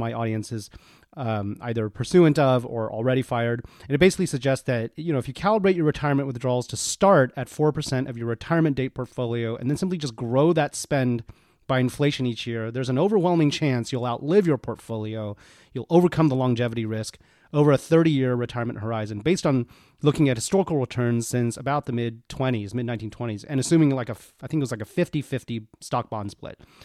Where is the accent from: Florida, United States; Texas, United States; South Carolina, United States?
Texas, United States; Houston; also born or lived in Austin, Texas; I'm Texas born and bred, not Dallas, but I grew up in Houston and, um, went to college in Austin.